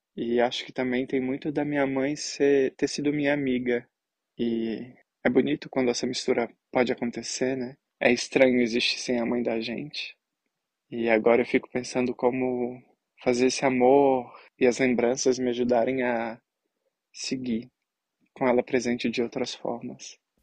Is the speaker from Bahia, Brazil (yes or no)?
no; Belo Horizonte, Minas Gerais, Brazil; moved away as an adult; now in Angers, France; sou de Belo Horizonte, mas atualmente eu tô morando em Angers, na França